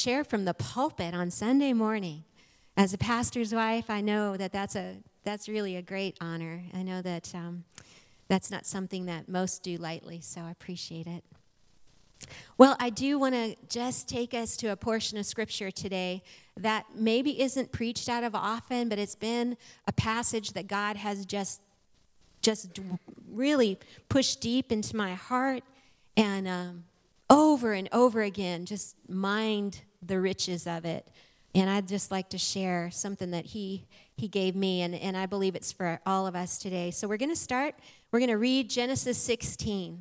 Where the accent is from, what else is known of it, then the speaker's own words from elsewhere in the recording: Arizona, United States; moved away as an adult; now in Springfield, United States; I'm from Arizona. Born, raised, lived there and nowhere else my entire life until almost 3 years ago